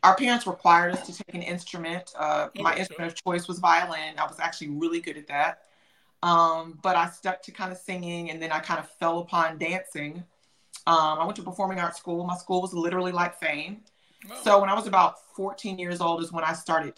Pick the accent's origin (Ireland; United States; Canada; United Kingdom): United States; Atlanta, Georgia; also born or lived in Memphis, Tennessee; I was born in Memphis, Tennessee, but I was raised in Atlanta, Georgia